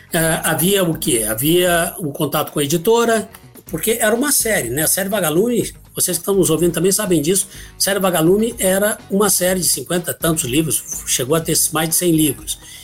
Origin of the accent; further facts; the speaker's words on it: Ribeirão Preto, São Paulo, Brazil; also born or lived in Guaxupé, Minas Gerais / São José do Rio Pardo; eu nasci em Guaxupé, Minas Gerais, sul de Minas. E vim para cá muito pequeno, eu tinha quatro, cinco anos talvez. Eu me lembro da data que eu cheguei aqui em Ribeirão Preto